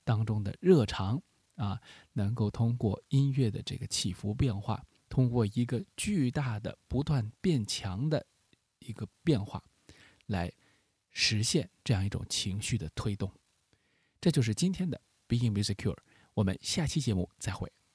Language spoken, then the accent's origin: Chinese; China; 我们中国人非常熟悉的，和我们的民族音乐很接近的这样一种旋律感